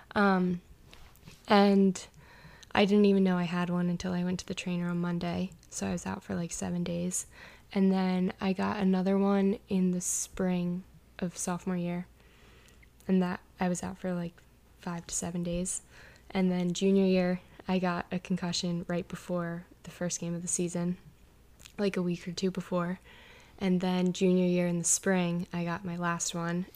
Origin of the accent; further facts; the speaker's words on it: Towson, Maryland, United States; I'm from Towson, Maryland